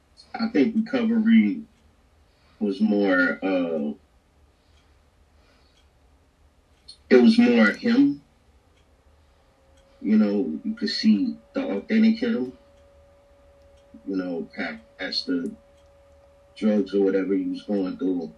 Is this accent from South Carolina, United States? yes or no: no; Chicago, Illinois, United States; I grew up in Chicago